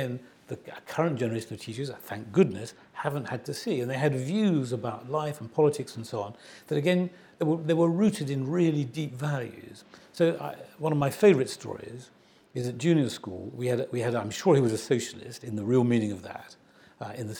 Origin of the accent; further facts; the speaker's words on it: Nottingham, East Midlands, United Kingdom; I was growing up in Nottingham